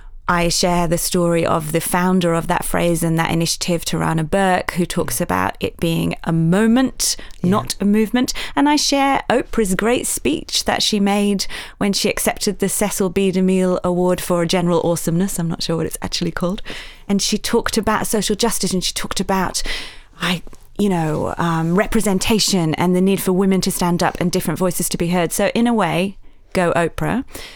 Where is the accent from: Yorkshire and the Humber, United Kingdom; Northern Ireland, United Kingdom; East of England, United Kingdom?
Yorkshire and the Humber, United Kingdom; accent: Yorkshire; we said, let's not do this in a Yorkshire accent. It might be hard to listen to, but I come from Yorkshire in the north of England.